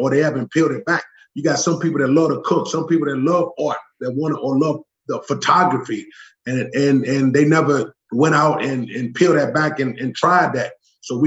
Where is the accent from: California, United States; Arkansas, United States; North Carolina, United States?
North Carolina, United States; Charlotte; moved away; I grew up in West Charlotte, and it was always barriers put up